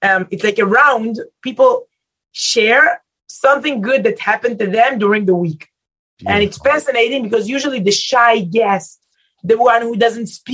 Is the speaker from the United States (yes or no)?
no; Israel; English is a second language; Israelis are different